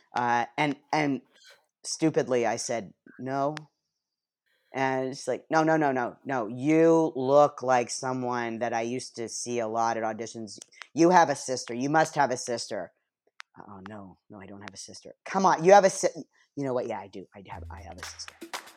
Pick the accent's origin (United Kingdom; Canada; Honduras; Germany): Canada; moved away as an adult; also born or lived in Toronto; now in Los Angeles, United States; growing up in Canada and not having access like we do here in L